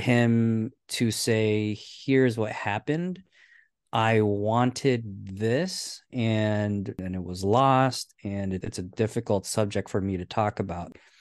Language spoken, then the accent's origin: English; United States; we're American